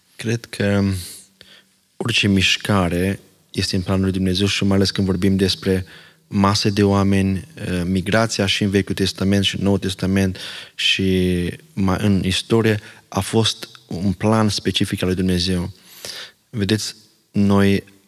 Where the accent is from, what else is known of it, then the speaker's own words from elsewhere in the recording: Romania; first language Slovak; Romanian is a second language; moved away as an adult; now in Ireland; am pornit, am venit din România, Călin și eu